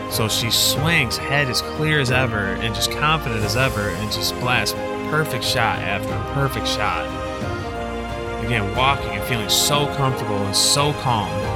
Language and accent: English; Michigan, United States; now in Illinois, United States; I'm from Michigan